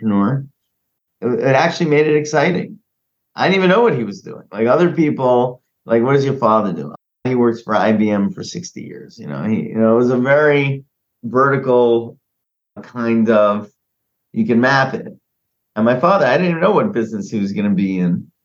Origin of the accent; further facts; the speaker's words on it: New York City, New York, United States; That's where I grew up. I grew up in Queens